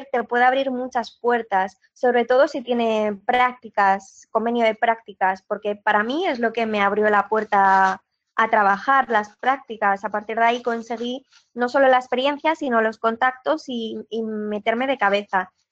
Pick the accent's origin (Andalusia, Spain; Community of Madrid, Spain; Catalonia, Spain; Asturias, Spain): Asturias, Spain; moved away; also born or lived in Barcelona